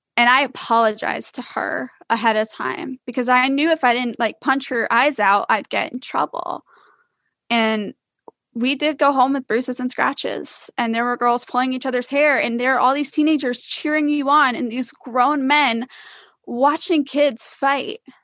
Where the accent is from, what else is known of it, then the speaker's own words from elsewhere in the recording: Iowa, United States; now in Florida, United States; I was born and raised in Iowa